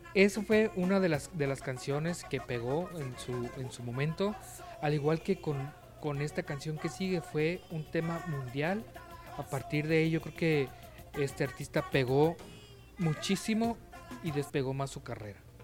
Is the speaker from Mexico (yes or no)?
yes; Baja California, Mexico; acá los que somos de Baja California